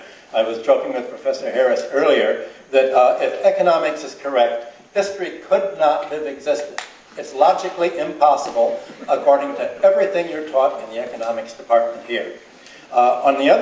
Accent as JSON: {"language": "English", "country": "Ireland", "said": "as we Irish"}